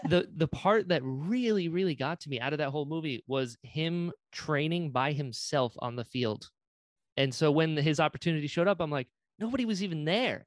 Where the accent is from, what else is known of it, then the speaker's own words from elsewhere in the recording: Florida, United States; I grew up in Florida